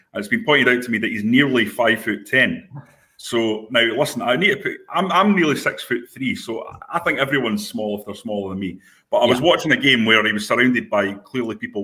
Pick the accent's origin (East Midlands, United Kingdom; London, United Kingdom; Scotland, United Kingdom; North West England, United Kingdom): Scotland, United Kingdom; Perth; I grew up in Perth